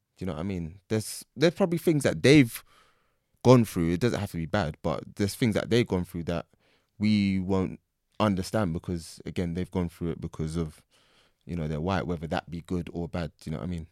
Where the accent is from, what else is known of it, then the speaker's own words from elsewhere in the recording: England, United Kingdom; I'm born here. I can't ever forget the fact that I'm born here